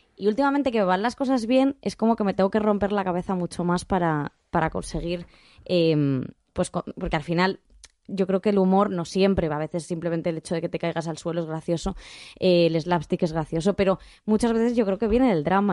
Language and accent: Spanish; Rivas-Vaciamadrid, Community of Madrid, Spain; yo soy de Rivas